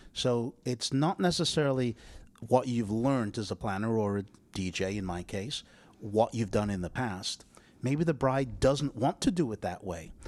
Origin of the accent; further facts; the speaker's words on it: England, United Kingdom; moved away; Because I'm English